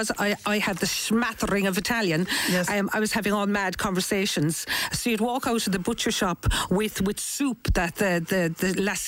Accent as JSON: {"language": "English", "town": "Cork", "region": "Munster", "country": "Ireland", "said": "because I'm from Cork, boy."}